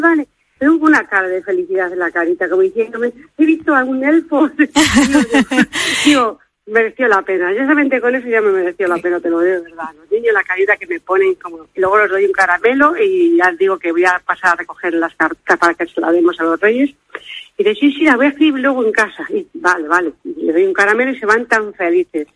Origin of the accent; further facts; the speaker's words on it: Madrid, Community of Madrid, Spain; now in Oviedo, Spain; yo soy de Madrid